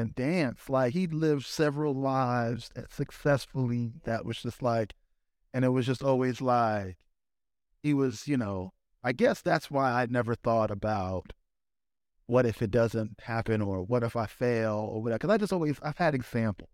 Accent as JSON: {"language": "English", "area": "Lefrak City", "region": "New York", "country": "United States", "tie": "born or raised there", "said": "Sneaker Steve is the same Steve that I grew up with in Left Rock"}